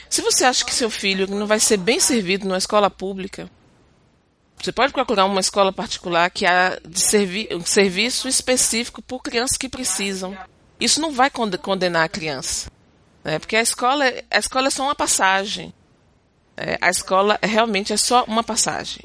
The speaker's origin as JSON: {"language": "Portuguese", "country": "Brazil", "moved": "as an adult", "lives_now": "Quebec, Canada", "said": "eu volto pro meu país"}